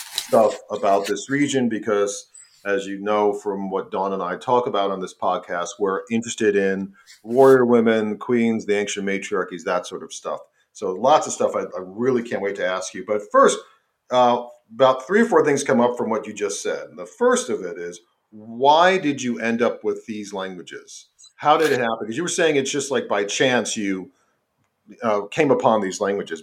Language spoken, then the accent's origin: English; New York City, New York, United States; I'm from New York. I'm from Staten Island.